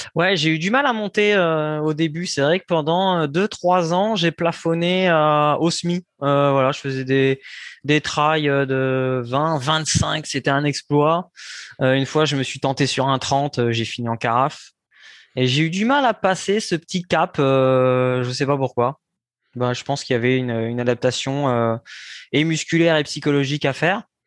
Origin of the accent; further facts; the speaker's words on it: Saint-Lô, Normandy, France; moved away as an adult; now in Bouffémont, France; je suis né en Normandie, à Saint-Lô, euh, dans la Manche